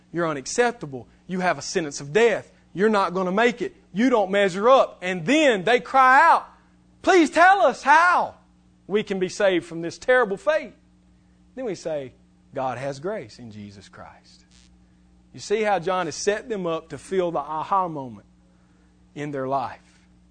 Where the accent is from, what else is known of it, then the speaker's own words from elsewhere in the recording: West Alabama, United States; I'm from West Alabama